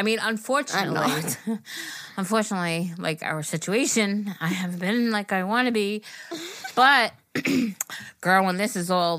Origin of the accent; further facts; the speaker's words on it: Puerto Rico; {S0} …. {S1} …. And I'm from Puerto Rico.